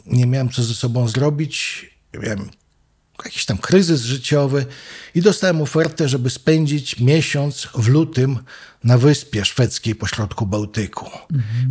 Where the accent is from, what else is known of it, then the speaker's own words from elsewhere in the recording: Wrocław, Lower Silesian Voivodeship, Poland; moved away as an adult; also born or lived in New York; now in Warsaw, Poland; Przy samym rynku się mhm urodziłem, wychowałem i chodziłem do podstawówek